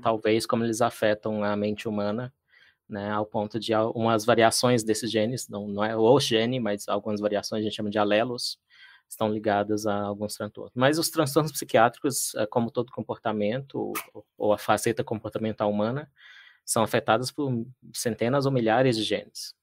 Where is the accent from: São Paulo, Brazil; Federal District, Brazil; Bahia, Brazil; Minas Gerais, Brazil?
Minas Gerais, Brazil; Patos de Minas; also born or lived in Lagamar; eu sou de Minas, sou do interior de Minas, eh, nasci em Patos de Minas